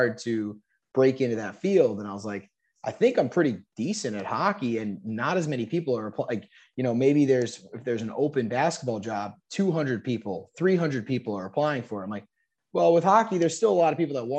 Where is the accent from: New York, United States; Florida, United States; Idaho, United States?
New York, United States; moved away; also born or lived in Charleston; I grew up in New York